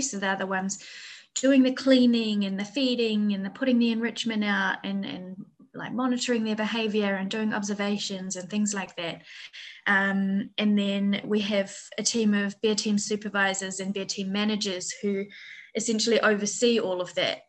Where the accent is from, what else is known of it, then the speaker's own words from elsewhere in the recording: New Zealand; moved away as an adult; also born or lived in Wellington; now in Vietnam; I'm from New Zealand originally, um, and I used to work um, in Wellington Zoo